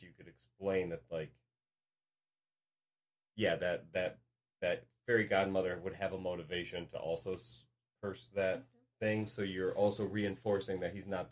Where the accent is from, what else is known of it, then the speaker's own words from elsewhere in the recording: Midwest, United States; I grew up in the Midwest